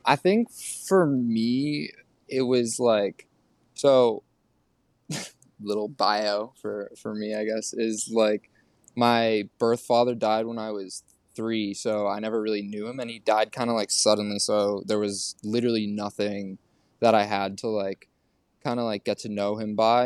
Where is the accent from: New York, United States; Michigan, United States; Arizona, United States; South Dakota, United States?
New York, United States; New York City; also born or lived in Oregon; we all grew up here